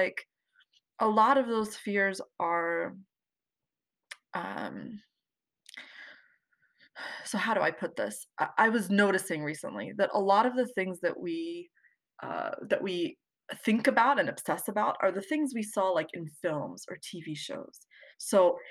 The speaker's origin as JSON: {"language": "English", "area": "the DC area", "region": "Virginia", "country": "United States", "tie": "born or raised there", "said": "I'm from Virginia, the DC area."}